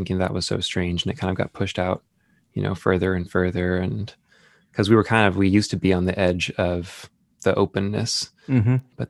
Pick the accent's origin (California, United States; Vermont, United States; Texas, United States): California, United States; Danville; In the place where I grew up in Danville, California